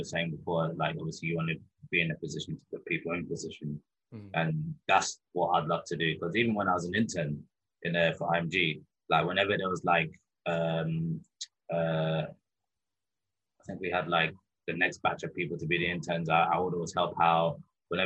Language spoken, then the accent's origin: English; London, United Kingdom; I grew up in London.